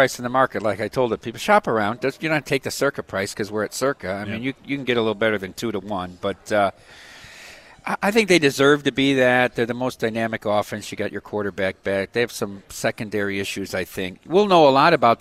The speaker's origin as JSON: {"language": "English", "region": "Iowa", "country": "United States", "tie": "born or raised there", "said": "I grew up in Iowa"}